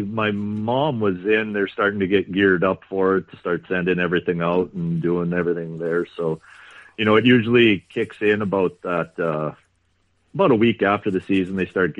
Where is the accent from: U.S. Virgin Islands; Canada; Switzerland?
Canada; Kenaston, Saskatchewan; I grew up here in Keniston.